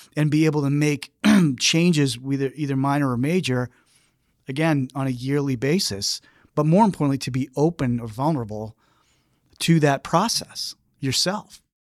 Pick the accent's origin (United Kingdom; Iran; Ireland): Ireland; being Irish